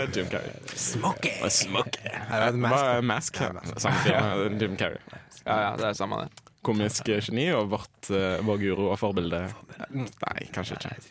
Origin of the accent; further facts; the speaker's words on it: Haugesund, Rogaland, Norway; jeg bruker havet på hjemme i Haugesund